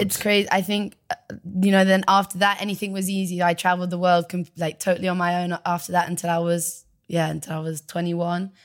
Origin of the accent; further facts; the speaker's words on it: Devon, South West England, United Kingdom; also born or lived in Bristol; we moved from Bristol to Devon